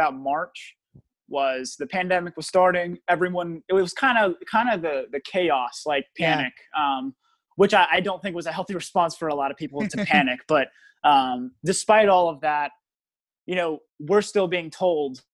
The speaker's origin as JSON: {"language": "English", "town": "Richmond", "region": "Virginia", "country": "United States", "tie": "born or raised there", "said": "I grew up in the West End of Richmond"}